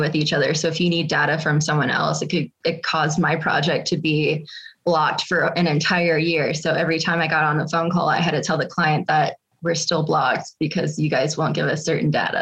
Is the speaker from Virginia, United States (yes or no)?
yes; Virginia, United States; moved away as an adult; now in Colorado, United States; I grew up in Virginia